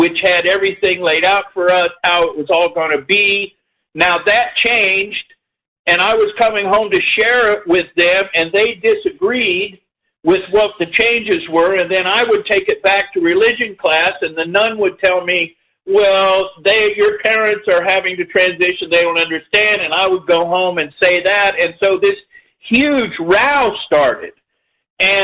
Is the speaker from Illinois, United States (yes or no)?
no; Indiana, United States; I was born in 1952, and I was raised in Indiana